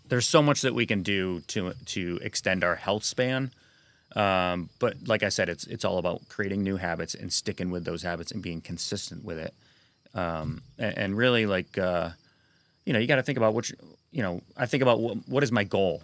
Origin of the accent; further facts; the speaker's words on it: Sacandaga Lake, New York, United States; also born or lived in North Carolina / Broadalbin, New York; I grew up there on the Sacondaga Lake between the Catskills and the Adirondacks.